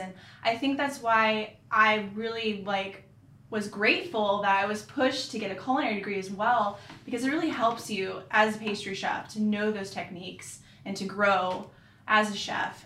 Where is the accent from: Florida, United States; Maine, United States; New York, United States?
Florida, United States; Orlando; also born or lived in Sarasota, Florida; now in Charlotte, United States; I'm from Florida, um, originally born in Sarasota. Grew up in Orlando area